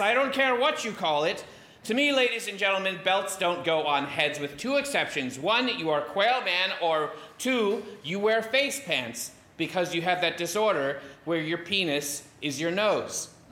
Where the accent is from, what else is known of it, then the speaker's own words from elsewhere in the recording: Indiana, United States; having myself grown up in the state of Indiana